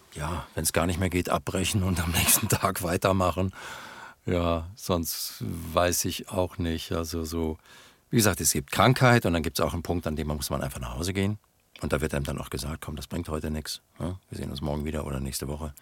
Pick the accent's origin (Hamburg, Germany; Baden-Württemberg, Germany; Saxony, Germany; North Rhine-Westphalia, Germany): North Rhine-Westphalia, Germany; ich bin Westfale. Ich bekenne mich dazu. Ich bin, ich meine, wir Westfalen sind die Berner Deutschlands. Wir sind langsam